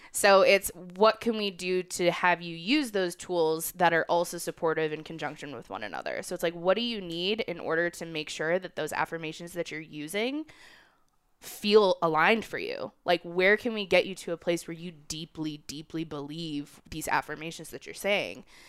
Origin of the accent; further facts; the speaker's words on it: Chicago, Illinois, United States; moved away as an adult; also born or lived in Brooklyn; now in Colorado, United States; I grew up in Chicago.